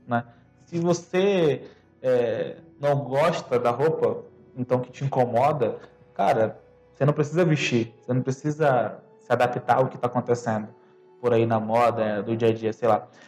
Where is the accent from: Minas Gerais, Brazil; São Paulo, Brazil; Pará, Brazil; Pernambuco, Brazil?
Pará, Brazil; Belém; moved away as an adult; now in Campinas, Brazil; sou de Belém do Pará